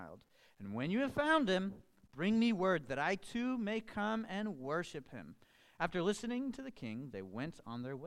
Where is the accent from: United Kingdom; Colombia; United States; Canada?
Colombia; I am from Colombia. Many of you know, I was actually born and raised in Colombia as well.